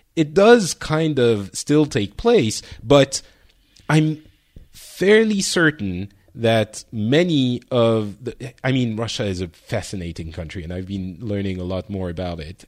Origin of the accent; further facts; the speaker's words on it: Lebanon; moved away; I was born in Lebanon.